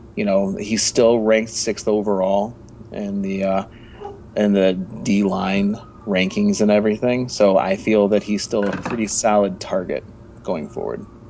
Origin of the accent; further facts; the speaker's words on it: Michigan, United States; I'm I'm from Michigan